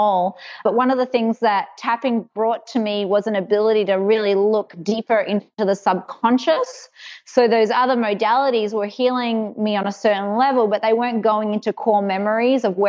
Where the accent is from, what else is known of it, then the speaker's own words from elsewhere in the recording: Perth, Western Australia, Australia; accent: mainly Australian, a bit American; moved away as an adult; now in United States; I was born in Perth, Western Australia. So I think I have a bit of a mix of Australian and a little bit of American because I have been here for 12 years, but it's mainly Australian.